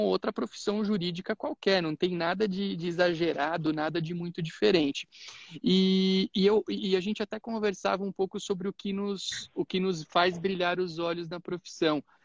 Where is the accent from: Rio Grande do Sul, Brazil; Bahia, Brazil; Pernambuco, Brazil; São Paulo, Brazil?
São Paulo, Brazil; Itápolis; na minha cidade natal, lá em Itápolis